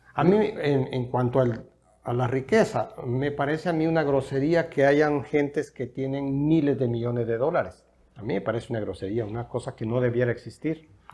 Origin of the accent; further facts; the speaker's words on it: El Salvador; yo no soy una persona que me considere un salvadoreño específicamente nada más